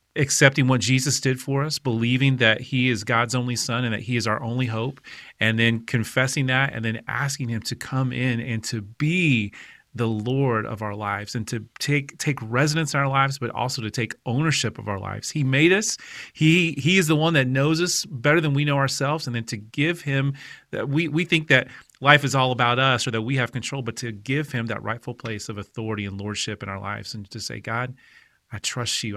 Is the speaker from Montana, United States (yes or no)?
no; Oklahoma, United States; I grew up in Oklahoma